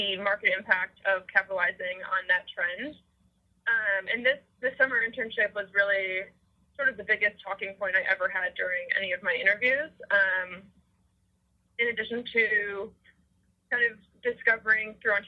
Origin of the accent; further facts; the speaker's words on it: Northbrook, Illinois, United States; moved away as an adult; also born or lived in Miami, Ohio; now in California, United States; I grew up in Northbrook, northern suburb of Chicago